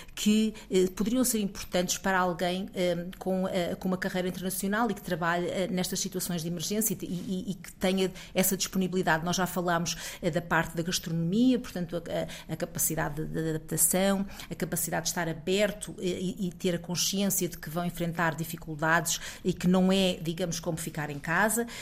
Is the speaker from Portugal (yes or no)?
yes; Portugal; moved away as an adult; eu também já saí de Portugal há cerca de 20 anos